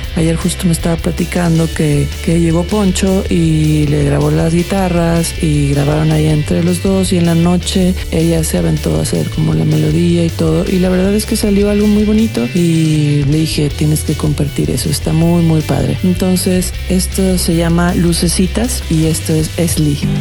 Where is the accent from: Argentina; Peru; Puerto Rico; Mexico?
Mexico; Jalisco; yo soy de Jalisco